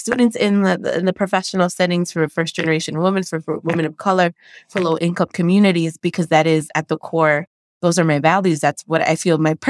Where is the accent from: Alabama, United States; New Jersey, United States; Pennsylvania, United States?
New Jersey, United States; Passaic; also born or lived in Paterson, New Jersey; I was born and raised in Passaic, New Jersey